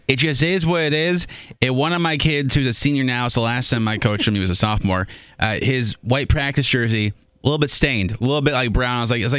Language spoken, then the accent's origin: English; Minnesota, United States; Yes, mine from MSP Airport, which is Minneapolis, St. Paul, in the great state of Minnesota, my home state.